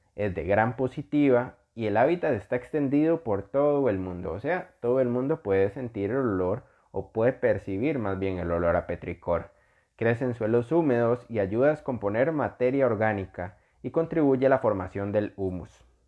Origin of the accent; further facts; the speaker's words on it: Costa Rica; yo soy costarricense, vivo en Costa Rica